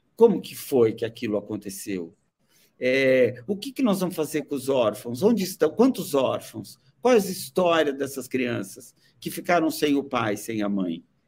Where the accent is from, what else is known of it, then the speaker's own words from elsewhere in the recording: Brazil; como nós brasileiros